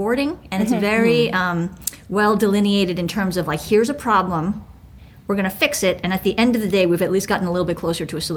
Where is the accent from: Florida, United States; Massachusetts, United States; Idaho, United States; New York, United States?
New York, United States; New York City; I grew up in Manhattan in New York City